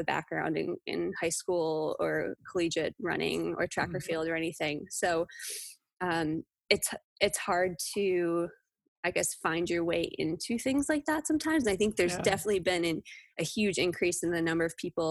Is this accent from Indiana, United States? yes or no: no; Wisconsin, United States; I'm from Wisconsin. I grew up there